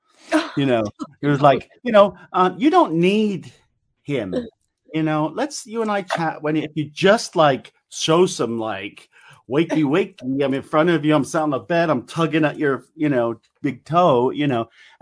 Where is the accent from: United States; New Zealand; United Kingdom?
United Kingdom; England; accent: English; my English accent